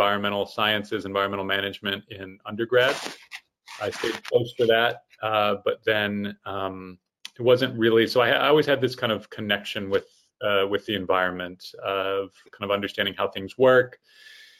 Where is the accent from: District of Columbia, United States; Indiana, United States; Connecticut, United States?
Indiana, United States; Fort Wayne; I am originally from Fort Wayne, Indiana, which is obviously in the middle of the United States